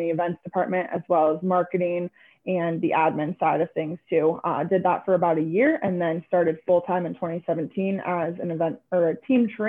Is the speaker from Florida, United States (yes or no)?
yes; Venice, Florida, United States; I'm originally from Venice, Florida, so not too far off here, kind of stayed in the area.